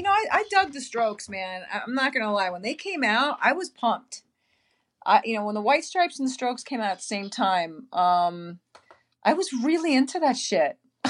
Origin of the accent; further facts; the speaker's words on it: Queens, New York, United States; Well, I was from Queens, so I was like, "Yo, I just came out of a borough. I'm not going to another one. I'm in Manhattan now.